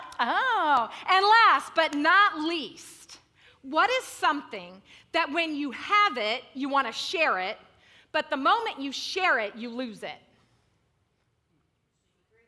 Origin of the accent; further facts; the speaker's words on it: Central California, United States; I'm from Central California. We get less than 10 inches of rain a year.